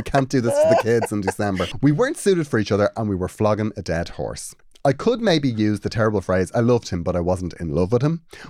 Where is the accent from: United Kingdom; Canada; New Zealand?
United Kingdom; Carrickfergus, Northern Ireland; Also, I'm from Carrickfergus, Green Island.